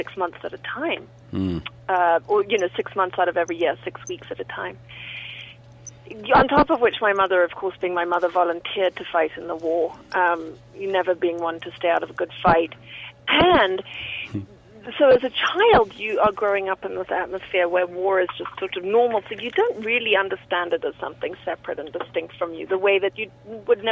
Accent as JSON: {"language": "English", "country": "Zimbabwe", "tie": "born or raised there", "moved": "yes", "lives_now": "Wyoming, United States", "said": "growing up in Rhodesia during a civil war"}